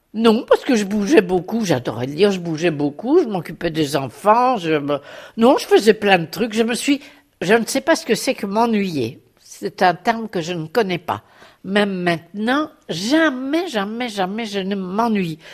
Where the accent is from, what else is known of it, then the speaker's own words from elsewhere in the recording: Belgium; now in Paris, France; Je suis belge d'origine, j'ai épousé un Français